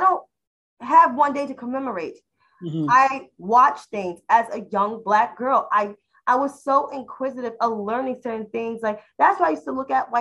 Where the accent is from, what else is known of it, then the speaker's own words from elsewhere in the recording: New York City, New York, United States; because I grew up in New York City